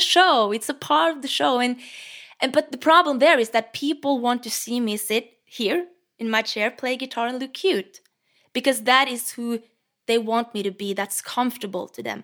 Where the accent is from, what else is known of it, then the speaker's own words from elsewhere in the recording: Norway; English is a second language; I'm Norwegian